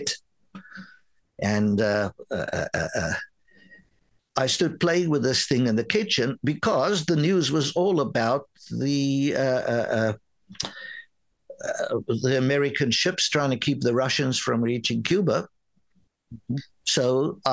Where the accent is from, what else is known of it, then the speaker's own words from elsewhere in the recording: South Africa; first language Afrikaans; English is a second language; moved away as an adult; also born or lived in New York, United States; now in Canada; growing up in South Africa